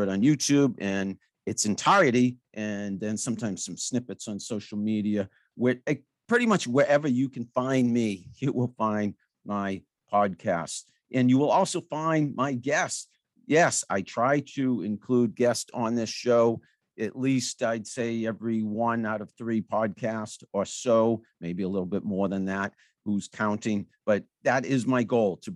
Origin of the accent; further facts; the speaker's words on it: Franklin, Massachusetts, United States; I grew up in Franklin